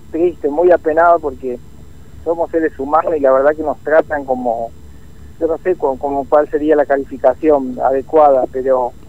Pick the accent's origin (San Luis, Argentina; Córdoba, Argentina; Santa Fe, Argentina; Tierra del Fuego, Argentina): Córdoba, Argentina; Unquillo; Yo vengo de Unquillo, Córdoba